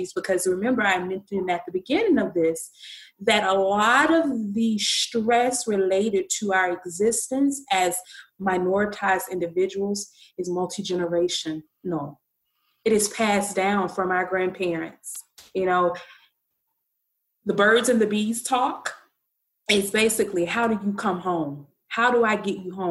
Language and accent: English; Birmingham, Alabama, United States; growing up in the South, grew up in Birmingham, Alabama